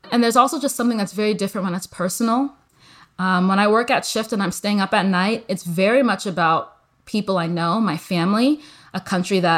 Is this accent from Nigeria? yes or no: yes; Nigeria; also born or lived in United States; You know, I grew up partially in the US. So I'm a Nigerian American.